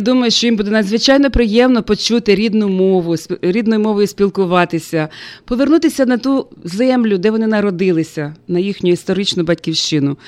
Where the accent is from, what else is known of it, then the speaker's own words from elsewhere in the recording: Ukraine; moved away as an adult; also born or lived in United States; моего родного города, моей страны Украины и теперь Америки